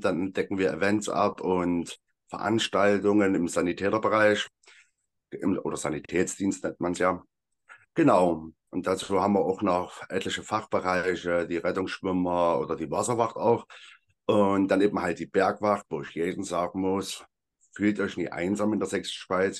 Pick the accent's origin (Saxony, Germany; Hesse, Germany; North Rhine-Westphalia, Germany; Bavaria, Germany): Saxony, Germany; Freital; moved away as an adult; also born or lived in Elsterwerda, Brandenburg; now in Meissen, Germany; Ich komme ursprünglich aus Freital